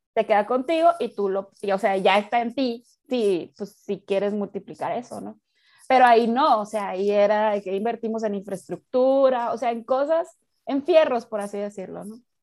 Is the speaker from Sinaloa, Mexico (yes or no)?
yes; Mazatlán, Sinaloa, Mexico; yo soy de Mazatlán, Sinaloa